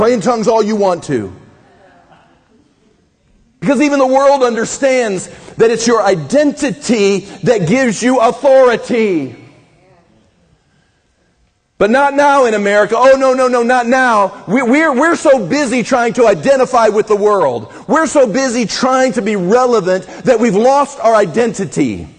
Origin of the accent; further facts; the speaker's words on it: Midwest, United States; I grew up in the Midwest. We had a culture in there.